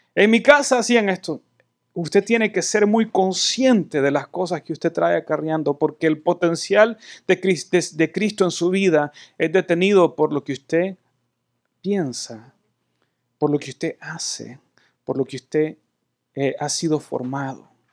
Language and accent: Spanish; El Salvador; now in United States